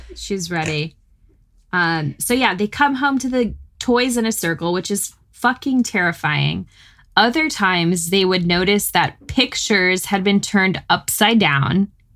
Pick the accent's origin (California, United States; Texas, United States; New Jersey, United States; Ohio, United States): Texas, United States; North; now in Austin, United States; I grew up in North Texas, so we got more snow